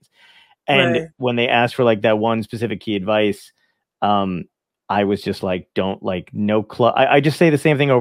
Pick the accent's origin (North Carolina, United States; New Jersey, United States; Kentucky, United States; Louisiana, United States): New Jersey, United States; also born or lived in Brooklyn, New York; I'm from Brooklyn. I grew up in New Jersey